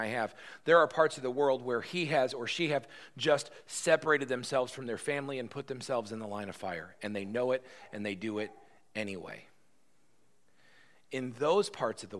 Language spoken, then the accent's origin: English; United States